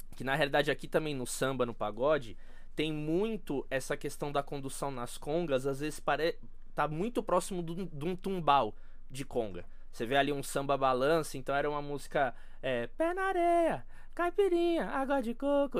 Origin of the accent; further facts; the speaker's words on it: Brazil; a gente é brasileiro